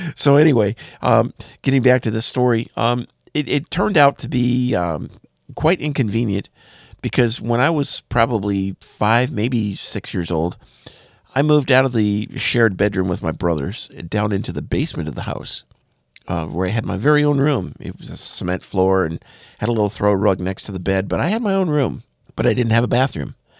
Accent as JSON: {"language": "English", "town": "Bismarck", "region": "North Dakota", "country": "United States", "tie": "born or raised there", "said": "the house I grew up in in Bismarck, North Dakota"}